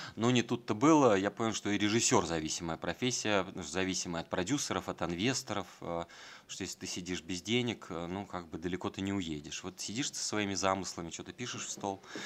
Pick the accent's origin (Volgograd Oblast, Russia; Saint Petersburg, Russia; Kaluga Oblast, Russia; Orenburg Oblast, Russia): Volgograd Oblast, Russia; Volgograd; moved away as an adult; also born or lived in Moscow; когда я приезжал из Волгограда